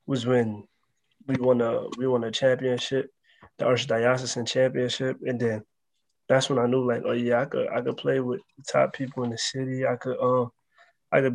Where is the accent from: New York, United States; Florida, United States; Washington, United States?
New York, United States; New York City; I'm from the Bronx, New York.